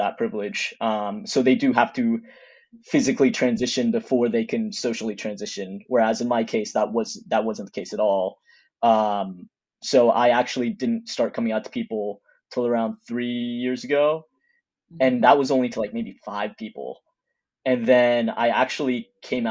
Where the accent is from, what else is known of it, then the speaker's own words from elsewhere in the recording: Texas, United States; moved away as an adult; also born or lived in California; I'm originally from Texas and I went to college in California.